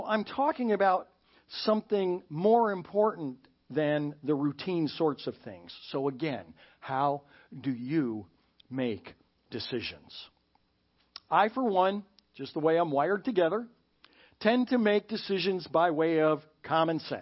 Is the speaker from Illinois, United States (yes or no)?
yes; Chicago suburbs, Illinois, United States; moved away; I was from Chicago suburbs.